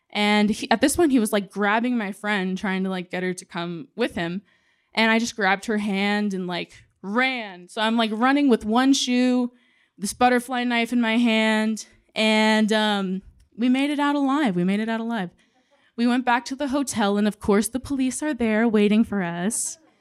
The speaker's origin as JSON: {"language": "English", "town": "San Antonio", "region": "Texas", "country": "United States", "said": "we're both from San Antonio"}